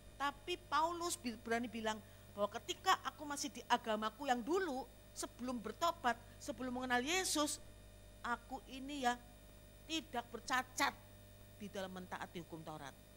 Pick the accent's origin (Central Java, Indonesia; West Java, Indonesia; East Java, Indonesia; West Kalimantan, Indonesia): Central Java, Indonesia; Slawi; moved away; also born or lived in Jakarta; Di Slawi, di kota saya, kota kelahiran saya